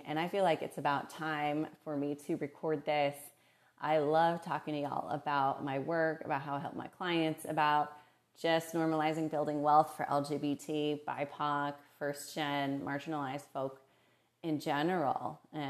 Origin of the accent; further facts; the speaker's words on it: Moses Lake, Washington, United States; also born or lived in Morelia, Mexico; So I was born in Morelia, Mexico, and I moved to rural Washington State at age 3. We moved to a tiny town called Moses Lake, Washington, in between Spokane and Seattle. There was hella white people, and I'm Latinx, but I'm also white.